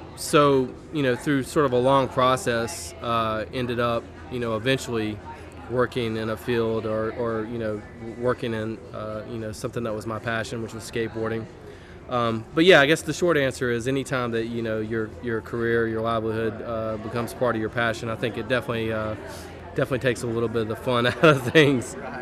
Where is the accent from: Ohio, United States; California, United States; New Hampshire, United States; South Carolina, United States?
South Carolina, United States; Rock Hill; moved away as an adult; now in Charlotte, United States; I grew up in Rock Hill